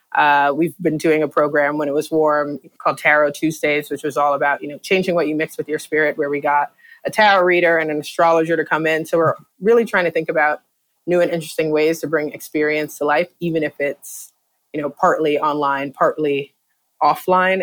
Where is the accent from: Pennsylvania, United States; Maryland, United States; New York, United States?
New York, United States; New York City; I'm from the Bronx originally